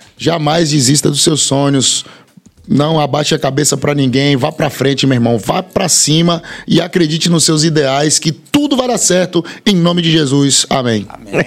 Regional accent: Bahia, Brazil; also born or lived in Feira de Santana; eu sou da Bahia. Tem gente, eu moro em Feira de Santana

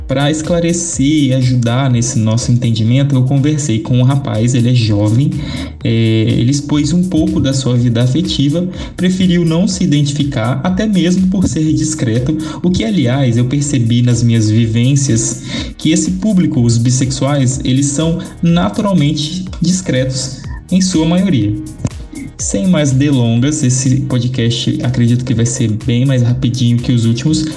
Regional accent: Espírito Santo, Brazil; nós somos capixabas das mais diversas cores

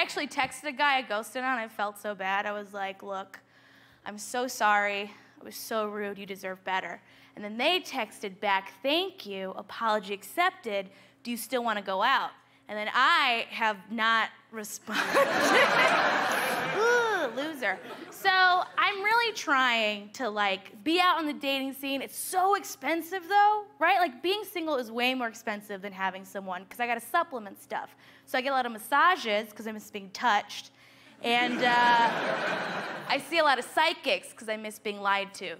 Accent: United States; I'm a proud American

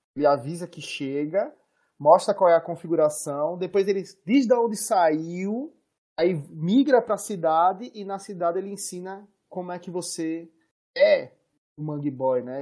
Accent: Northeast Region, Brazil; da nossa região

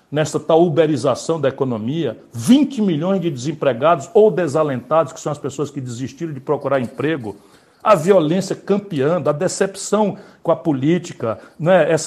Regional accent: Pindamonhangaba, São Paulo, Brazil; born there; also born or lived in Rio de Janeiro / Brasília; eu nasci em Pindamonhangaba, ô, meu, mas morei 18 anos no Rio também. Já morei em Brasília

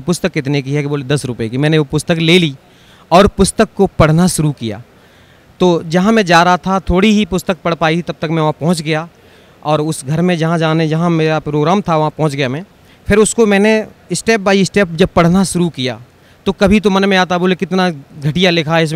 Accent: Jhindua, Uttar Pradesh, India; मैं ग्राम झिंदुआ तहसील बर्थना जिला इटावा उत्तर प्रदेश का रहने वाला हूँ

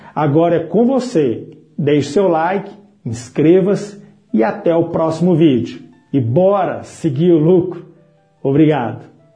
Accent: Patrocínio, Minas Gerais, Brazil; Em 2011, retornei à minha cidade natal, Patrocínio, Minas Gerais

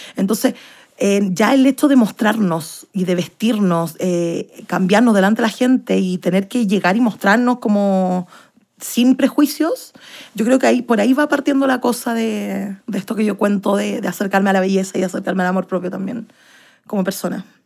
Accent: Santiago, Santiago Metropolitan Region, Chile; Soy de Santiago de Chile y tengo 28 años

